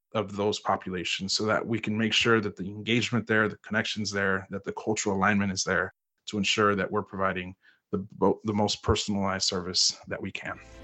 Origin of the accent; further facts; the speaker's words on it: Houston, Texas, United States; I was born and raised in Houston, Texas